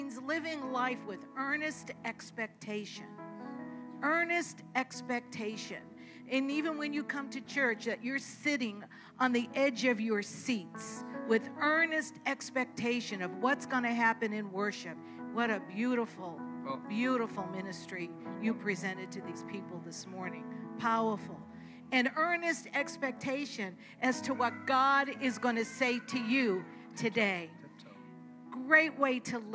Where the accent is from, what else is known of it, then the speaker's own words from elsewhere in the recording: Boston, Massachusetts, United States; I'm born and raised in Boston, so you will hear that as I speak.